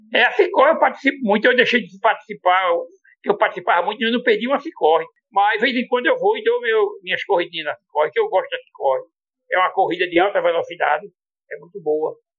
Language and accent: Portuguese; Northeast Region, Brazil; eu não vim do Nordeste para fazer tratamento